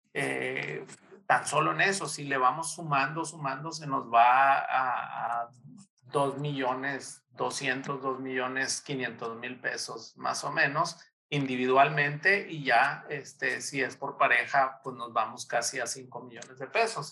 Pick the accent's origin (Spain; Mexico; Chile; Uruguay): Mexico; como mexicanos